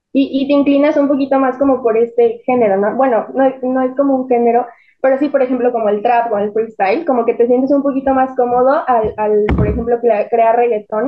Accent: Mexico City, Mexico; nosotros somos de la Ciudad de México

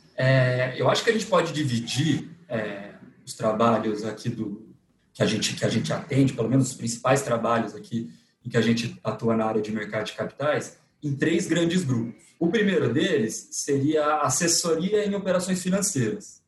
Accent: interior of São Paulo, Brazil; moved away as an adult; now in São Paulo, Brazil; Eu sou do interior de São Paulo, mudei para cá para fazer faculdade

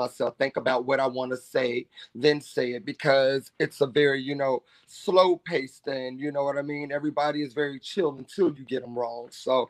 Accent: Virginia, United States; born there; Born in Virginia. My family lived in VA for a long time.

